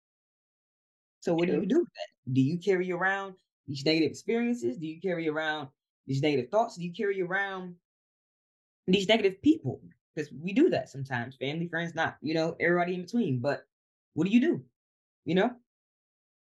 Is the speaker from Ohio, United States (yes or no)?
yes; Columbus, Ohio, United States; moved away as an adult; now in Georgia, United States; I'm originally from Columbus, Ohio. So me buying this house down here in Georgia